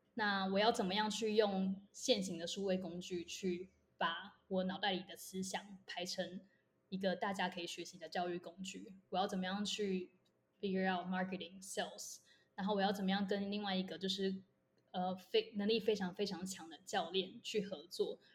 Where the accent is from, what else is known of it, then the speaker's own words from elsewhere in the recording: Taiwan; moved away as an adult; also born or lived in United States; 我就回台大旁听的时候